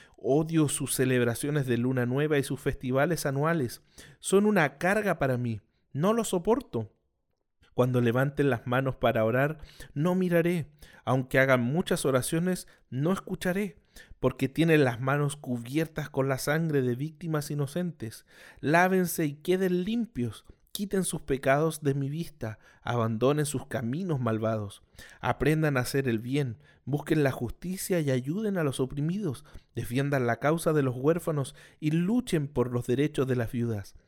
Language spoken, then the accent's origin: Spanish; Chile; soy chileno.